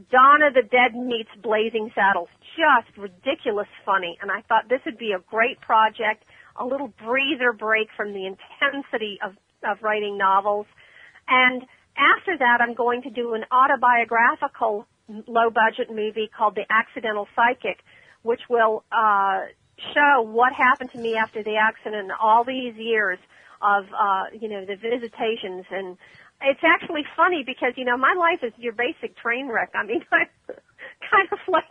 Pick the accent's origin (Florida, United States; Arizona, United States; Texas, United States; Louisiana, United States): Florida, United States; Ormond Beach; That's my hometown, Ormond.